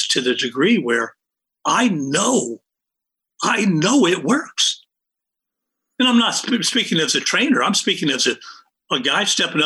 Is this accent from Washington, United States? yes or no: no; Pittsburgh, Pennsylvania, United States; also born or lived in Indiana; I grew up in Pittsburgh after moving from Indiana, Western PA